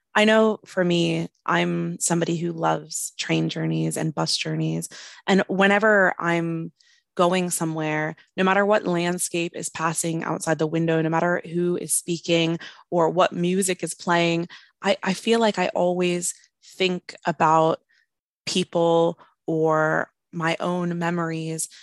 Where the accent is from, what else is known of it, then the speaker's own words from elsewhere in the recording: United States; now in Wales, United Kingdom; I'm an American poet living in Wales